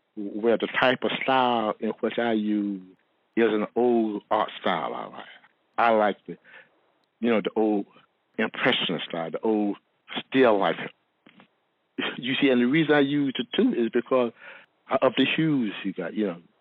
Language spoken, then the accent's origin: English; Martin County, North Carolina, United States; I, am from um, Martin County. Uh, it is a small town of North Carolina